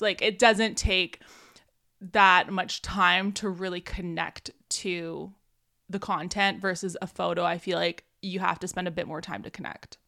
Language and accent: English; Canada; also born or lived in Vancouver, British Columbia; I'm Canadian. I'm out on the West Coast here in Vancouver, British Columbia